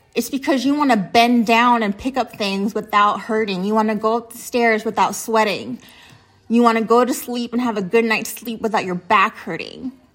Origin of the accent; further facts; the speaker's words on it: United States; being American